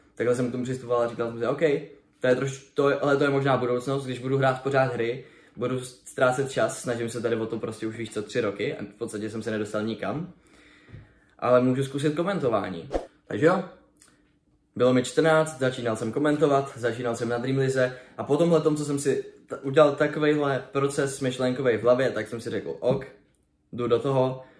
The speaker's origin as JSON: {"language": "Czech", "town": "Brno", "region": "South Moravian Region", "country": "Czechia", "said": "Jsem z Brna, takže jsem měl výstaviště relativně poblíž"}